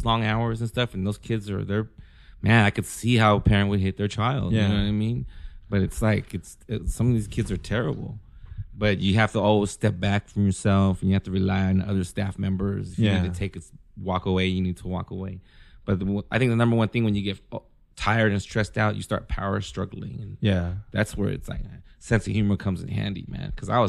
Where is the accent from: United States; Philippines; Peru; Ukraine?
Philippines; I guess because I'm Filipino and I was dating a Mexican chick.